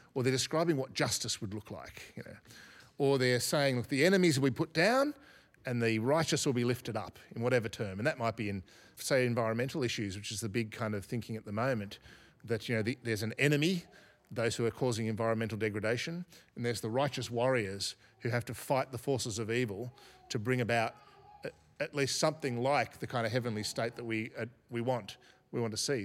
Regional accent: Australia; I'm an Australian, so I'm part of the Australian story

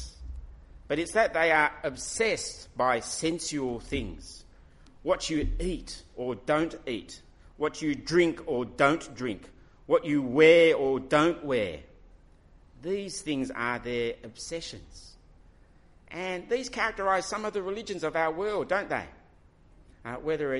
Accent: Australia; my nationality will say Australian. And yes, I belong in Australia

